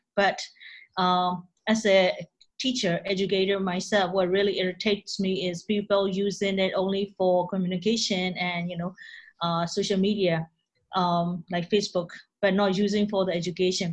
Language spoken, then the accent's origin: English; Myanmar; English is a second language; moved away as an adult; I came from Myanmar